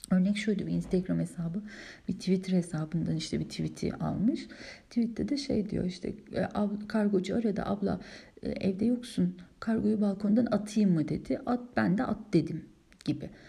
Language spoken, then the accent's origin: Turkish; Istanbul, Turkey; now in Germany; Ben hep İstanbul'da doğdum büyüdüm. Döneceğim yer İstanbul değil. Ege'ye karşı öyle bir hissiyatım var. Yok. Ee, Almanya'da kalma hissiyatım yok.